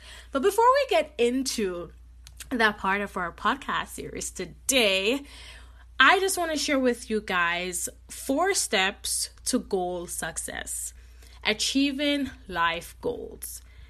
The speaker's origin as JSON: {"language": "English", "country": "Jamaica", "tie": "born or raised there", "said": "You know, I grew up in Jamaica, and I always see my mom, like, doing, you know, when she worked at the post office"}